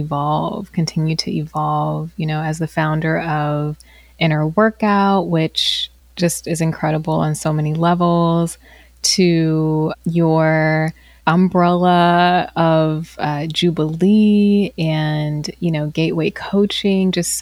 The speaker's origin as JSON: {"language": "English", "region": "Virginia", "country": "United States", "tie": "born or raised there", "said": "I grew up in the South. I grew up in Virginia"}